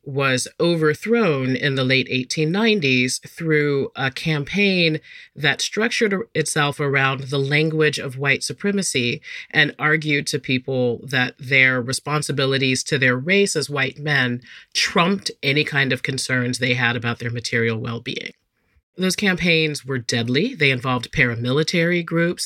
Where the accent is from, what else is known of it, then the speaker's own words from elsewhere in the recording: North Carolina, United States; my home state of North Carolina